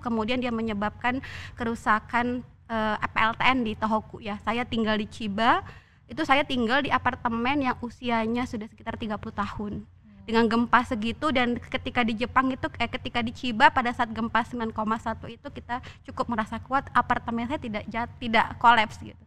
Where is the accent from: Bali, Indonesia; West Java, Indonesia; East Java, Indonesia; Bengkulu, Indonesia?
Bengkulu, Indonesia; moved away as an adult; saya dari Bengkulu ya saya dari Bengkulu